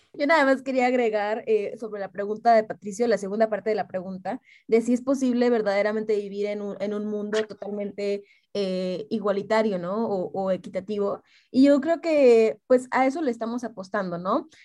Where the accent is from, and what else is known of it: Mexico